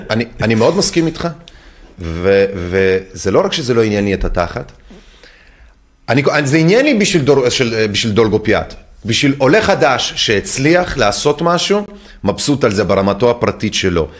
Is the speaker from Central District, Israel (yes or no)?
yes; Netanya, Central District, Israel; אני גדלתי בקריית צאנז בנתניה